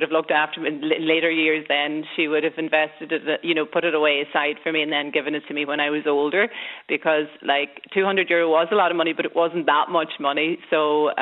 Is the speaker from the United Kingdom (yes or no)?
no; Pettigo, Ulster, Ireland; now in Killybegs, Ireland; I'm from Donegal